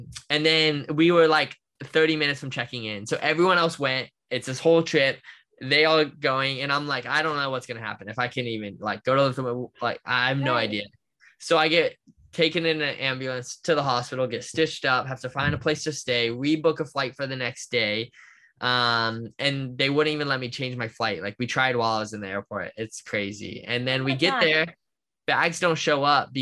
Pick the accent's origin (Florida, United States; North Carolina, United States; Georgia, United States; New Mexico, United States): Florida, United States; Orlando; growing up where I grew up in Orlando and in America